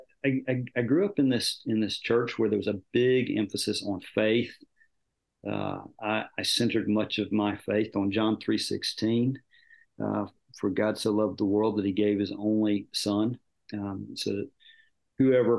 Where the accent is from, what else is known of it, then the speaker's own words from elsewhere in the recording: Dalton, Georgia, United States; I grew up in Dalton, Georgia in a Methodist church